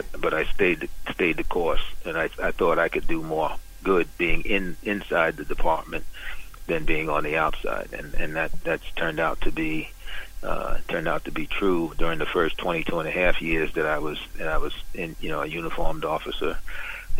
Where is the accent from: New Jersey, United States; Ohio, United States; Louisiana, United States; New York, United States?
New York, United States; New York City; I grew up in Brooklyn in Bed-Stuy, Bedford-Stuyvesant